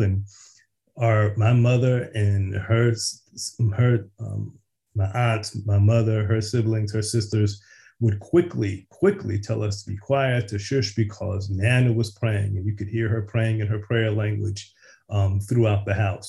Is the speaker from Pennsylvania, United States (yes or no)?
yes; Philadelphia, Pennsylvania, United States; I was born and raised in West Philly.